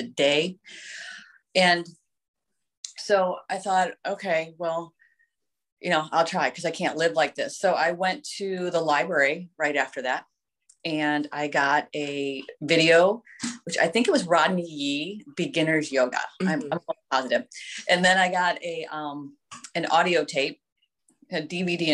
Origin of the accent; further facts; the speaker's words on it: Vermilion, Ohio, United States; also born or lived in Sandusky; I grew up in Vermilion, graduated from Vermilion